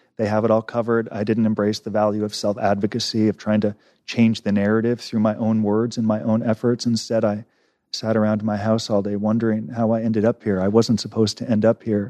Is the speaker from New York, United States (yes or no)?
no; Los Angeles, California, United States; I grew up in Los Angeles, Encino, which is a Jewish enclave about twenty minutes outside Los Angeles